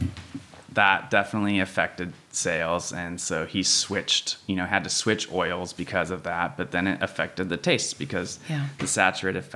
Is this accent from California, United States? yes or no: yes; San Luis Obispo, California, United States; also born or lived in Davis, California / Austin, Texas; I grew up here in San Luis.